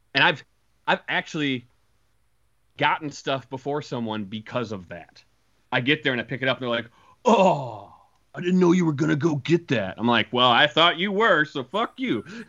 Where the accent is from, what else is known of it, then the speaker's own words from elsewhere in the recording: Iowa, United States; in my hometown, and I went to the Toys R Us R.I.P. Uh, in in in Iowa